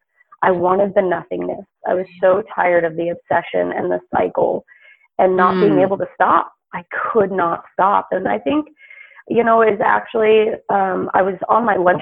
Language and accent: English; the South, United States; I grew up predominantly in the South